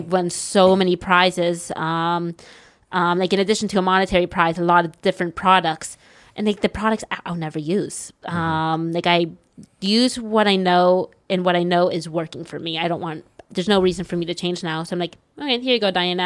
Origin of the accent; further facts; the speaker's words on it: United States; now in China; I'm an American. I'm still a young American.